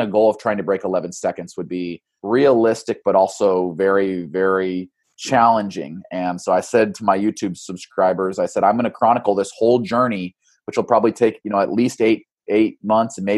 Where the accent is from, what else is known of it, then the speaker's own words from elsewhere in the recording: Boise, Idaho, United States; now in Eugene, United States; I grew up in Boise